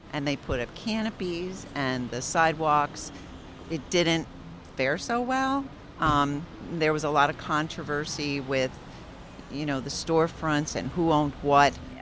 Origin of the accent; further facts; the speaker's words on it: Allentown, Pennsylvania, United States; I am a lifer from Allentown